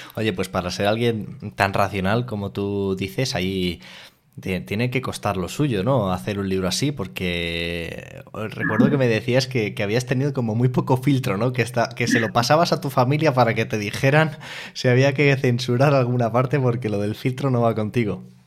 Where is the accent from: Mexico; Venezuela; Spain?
Spain; Fuenlabrada, Community of Madrid; yo soy de Fuenlabrada, por ahí por